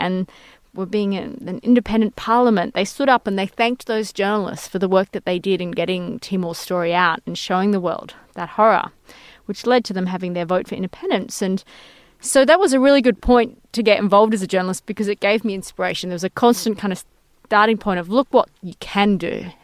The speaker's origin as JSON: {"language": "English", "town": "Perth", "region": "Western Australia", "country": "Australia", "tie": "born or raised there", "also_born_or_lived": "Beirut", "moved": "as an adult", "said": "I grew up in Perth, you know, one of the most isolated cities in the world"}